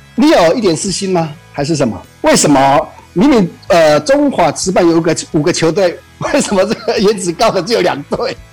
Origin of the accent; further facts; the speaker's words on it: Taichung, Taiwan; 我们台中这边，呃，最有名的一个，呃，夜市大概就是一中三圈